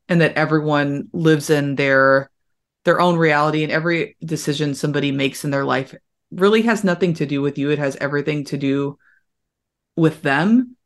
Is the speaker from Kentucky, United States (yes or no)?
yes; Louisville, Kentucky, United States; Louisville, Kentucky, what I, I, I would have been able to see what they were actually doing in my hometown